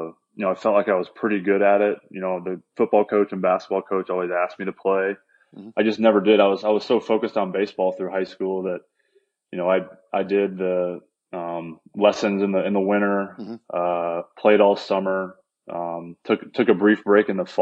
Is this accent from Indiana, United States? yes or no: yes; Indiana, United States; growing up in Indiana